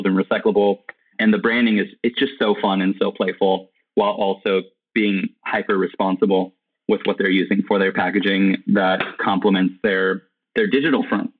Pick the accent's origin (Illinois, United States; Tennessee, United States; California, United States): California, United States; now in Austin, United States; I'm currently living in Austin, Texas. However, I'm originally from California.